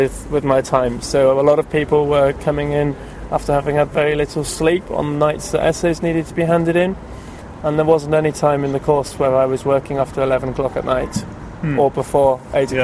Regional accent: United Kingdom; accent: British; I'm a British man

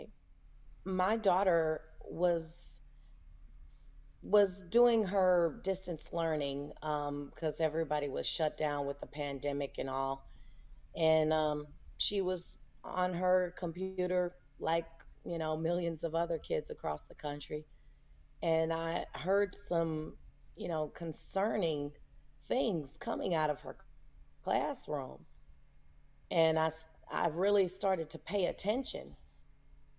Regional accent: Houston, Texas, United States; moved away as an adult; also born or lived in Las Vegas, Nevada; I am from Houston, Texas. I grew up here in Houston. I live in Houston now

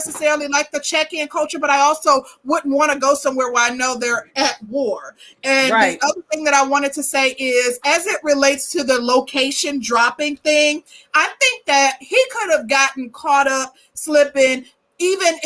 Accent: Midwest, United States; I'm from the Midwest

